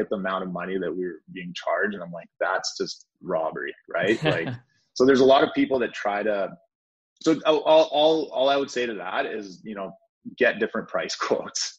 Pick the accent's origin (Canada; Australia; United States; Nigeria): Canada; Powell River, British Columbia; I grew up in a small town that you've never heard of called Powell River, which is a town of 20,000 people in Canada